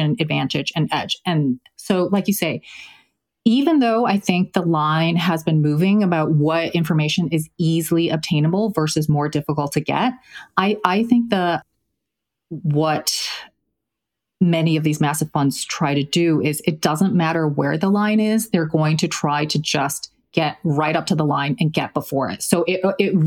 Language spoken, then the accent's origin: English; China; moved away; I was born in China, I speak Mandarin